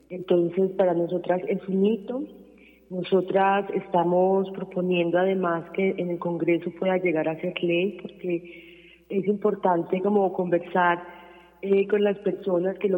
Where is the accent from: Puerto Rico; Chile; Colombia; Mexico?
Colombia; nosotras eh, también nos soñamos, como muchos colombianos y colombianas, un futuro en paz.